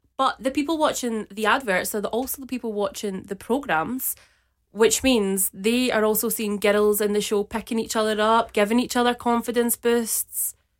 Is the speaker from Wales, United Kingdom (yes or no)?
no; Glasgow, Scotland, United Kingdom; I am the original Weej.